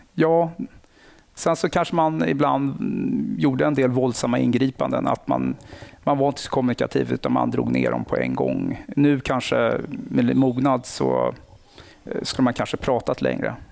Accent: Nacka, Stockholm County, Sweden; jag kommer från Nacka. Aha. Eh, villaområde, haft det bra, lugnt mm. och stilla. Eh, sen så har jag gått ute i skola ute i Nacka

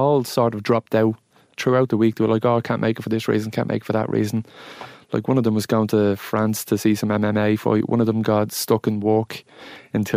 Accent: Dublin, Leinster, Ireland; I'm from the Five Lamps.

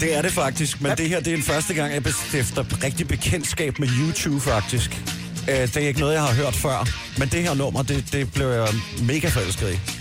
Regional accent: Kagerup, Capital Region of Denmark, Denmark; derhjemme i Kagerup

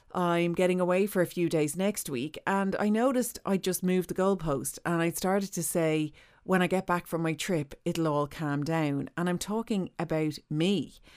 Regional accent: Ireland; as Irish people

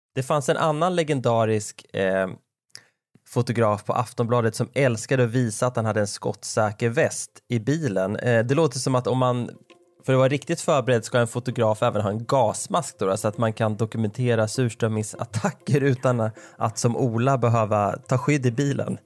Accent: Nora, Örebro County, Sweden; Stadsskogsvägen 17B i Nora där jag växte upp

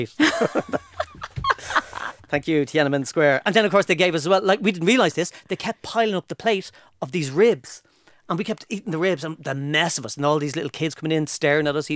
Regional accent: Ireland; "Oh, can we have a, a, menu in English? We're from Ireland. Can we have?"

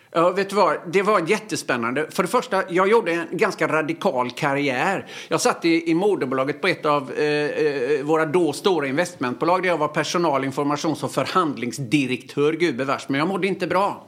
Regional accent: Öckerö, Västra Götaland, Sweden; moved away; Jag gick i obsklassen hemma på Öckerö

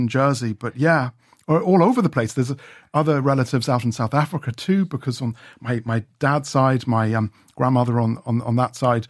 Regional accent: Ireland; also born or lived in England / Scotland; My dad got a job in the airlines and we came down from Scotland and we had an old Volvo estate and we took the ferry, we took Stena Line and we got down to Ireland and we grew up in Deniry from the age of 11.

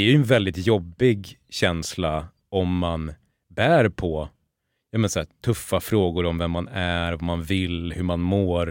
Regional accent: Borlänge, Dalarna County, Sweden; jag har vuxit upp i Borlänge

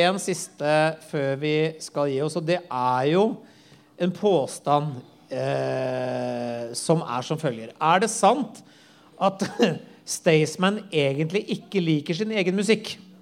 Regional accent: Tønsberg, Vestfold, Norway; der jeg kommer fra

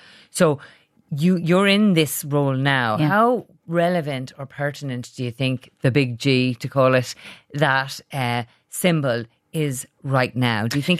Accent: Ireland; born or raised there

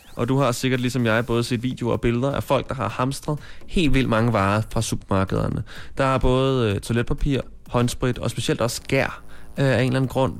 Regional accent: Copenhagen, Capital Region of Denmark, Denmark; Jeg er fra København.

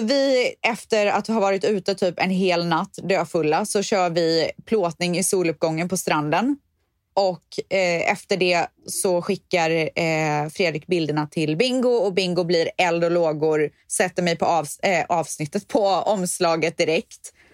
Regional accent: Borås, Västra Götaland, Sweden; moved away as an adult; also born or lived in Spain; jag var så jävla trött på Borås där jag kommer ifrån

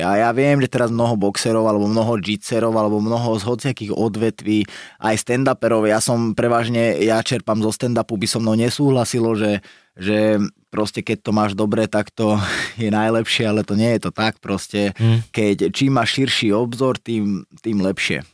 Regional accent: Nové Zámky, Nitra Region, Slovakia; vyrastal som v Nových zámkoch

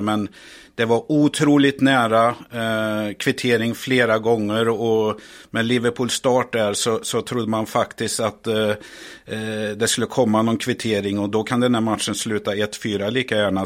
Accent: Värmland, Sweden; now in Stockholm, Sweden; jag är väl en värmlänning här. Eh, som faktiskt har flyttat till Stockholm här.

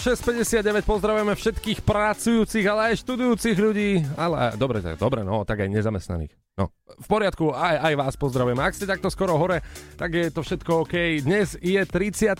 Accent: eastern Slovakia, Slovakia; som z východu

